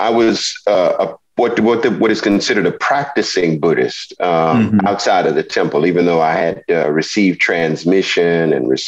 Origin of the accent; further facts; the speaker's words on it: the South, United States; because I am an American um, I recognize my experiences with religion, my experiences in culture, my experiences as an African American originating from the South